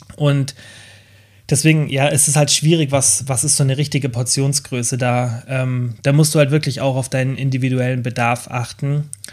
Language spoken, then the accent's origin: German; Germany